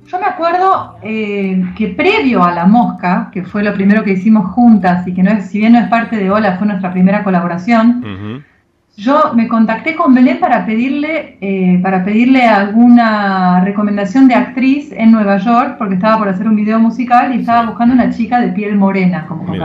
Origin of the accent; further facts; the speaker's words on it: Israel; born there; No me siento argentina, no me identifico 100% como ninguna nacionalidad, origen, nací en Israel